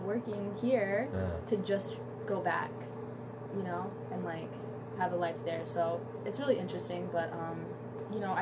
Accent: Addis Ababa, Ethiopia; now in Sioux Falls, United States; I grew up in Addis Ababa, which is the capital

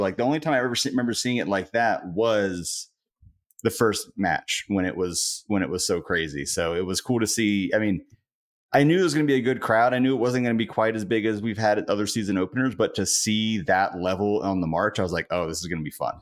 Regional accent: Cary, North Carolina, United States; I grew up in Cary

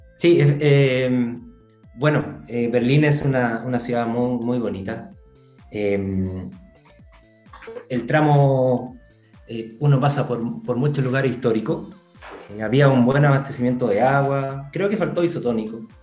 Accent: Tocopilla, Antofagasta, Chile; somos de Tocopilla

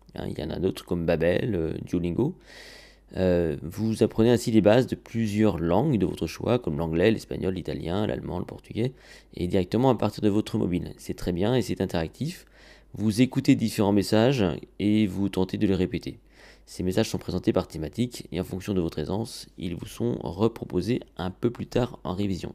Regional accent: France; chez nous en France

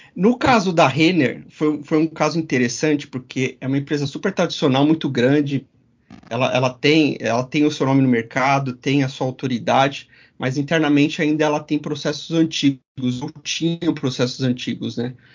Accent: São Bernardo do Campo, São Paulo, Brazil; a gente começou a fazer na época websites lá na cidade de São Bernardo do Campo, minha terra natal

